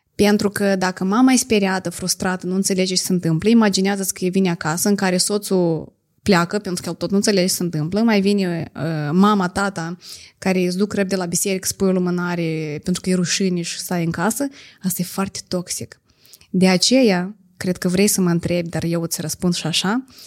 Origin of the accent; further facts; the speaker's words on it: a village in Edineț District, Moldova; sat Păzăbriceni, raionul Iedineț